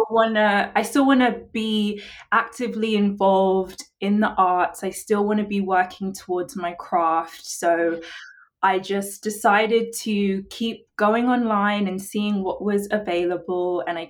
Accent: England, United Kingdom; now in United States; They find out I'm from England and their response is always like, why are you here?

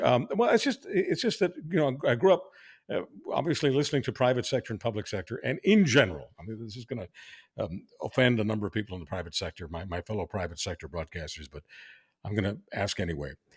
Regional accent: Montreal, Quebec, Canada; now in Toronto, Canada; I grew up in Montreal where it was just so mainstream

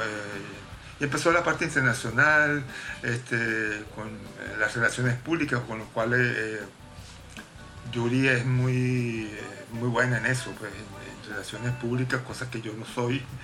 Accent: Caracas, Capital District, Venezuela; moved away as an adult; also born or lived in Rome, Italy / London, United Kingdom; now in New York, United States; nací en Roma, viví en Caracas toda mi vida

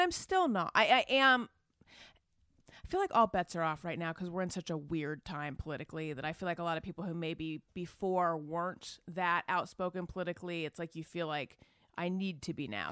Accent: Orange County, California, United States; also born or lived in Oakland, California; I grew up in Orange County, conservative, Republican

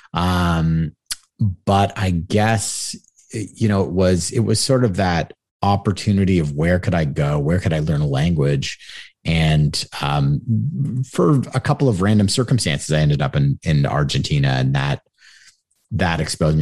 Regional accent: Toronto, Ontario, Canada; also born or lived in Montreal; I was born and raised in Toronto, my parents were both from Montreal

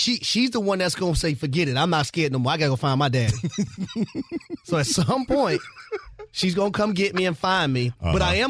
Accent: Atlanta, Georgia, United States; I'm from Atlanta

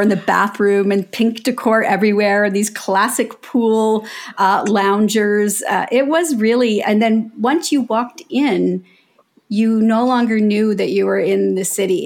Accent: Canada; we're Canadian

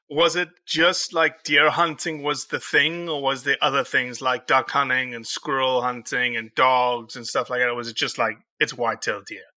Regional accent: South Africa; now in Mississippi, United States; I'm a South African. I'm not born for the cold.

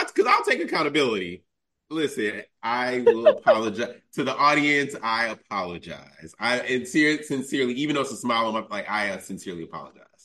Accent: Chicago, Illinois, United States; I'm born and raised in Chicago

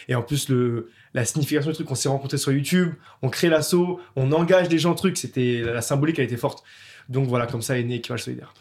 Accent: Montreuil, Île-de-France, France; j'ai grandi euh, à Montreuil, euh, en banlieue parisienne

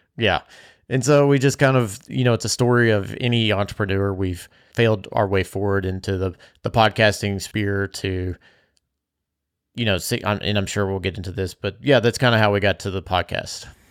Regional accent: Bardstown, Kentucky, United States; I grew up in Bardstown.

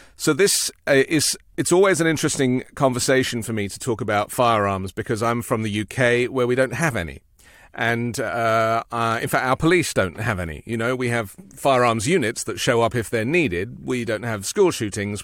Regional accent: United Kingdom

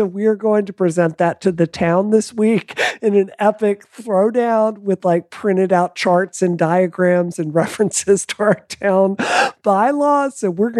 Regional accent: the South, United States; now in Dedham, United States; Like, I come from the South. I'm not a gun phobe

